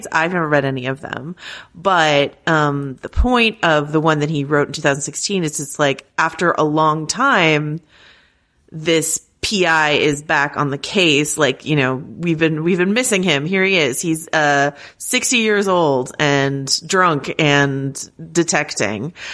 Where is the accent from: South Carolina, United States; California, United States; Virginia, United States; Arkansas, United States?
Arkansas, United States; When I was growing up in Arkansas, I never knew a single Ardoin, but down here in Louisiana, they are everywhere, anywhere.